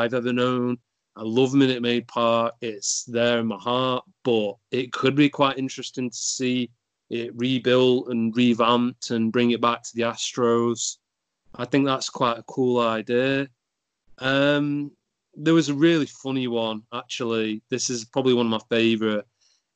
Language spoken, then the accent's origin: English; United Kingdom; being British